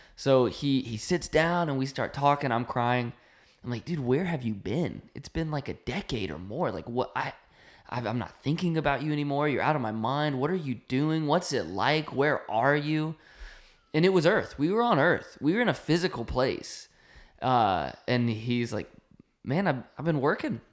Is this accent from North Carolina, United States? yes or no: yes; North Carolina, United States; moved away; we grew up in North Carolina.